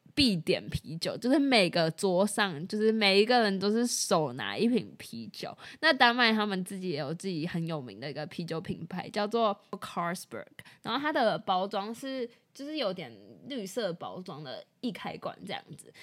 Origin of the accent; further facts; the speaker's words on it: Taiwan; 我们在台湾长大